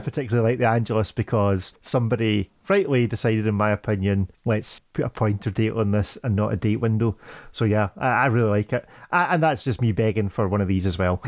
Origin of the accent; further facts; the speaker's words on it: Scotland, United Kingdom; as a Scotsman that works on a farm